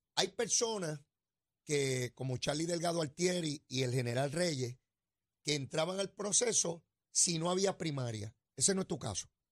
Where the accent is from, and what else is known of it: Puerto Rico